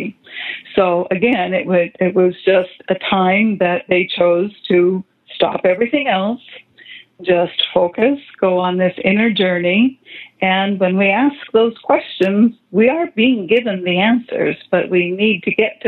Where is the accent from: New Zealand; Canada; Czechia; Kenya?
Canada; moved away as an adult; now in United States; as a Canadian girl, I grew up my whole life drinking tea